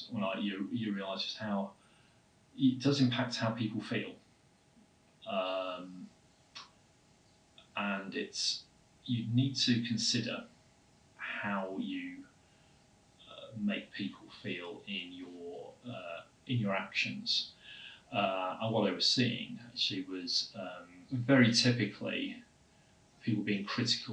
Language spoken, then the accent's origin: English; Southport, North West England, United Kingdom; accent: flat vowels; moved away as an adult; I was originally from the north of England, from a town called Southport, which is near Liverpool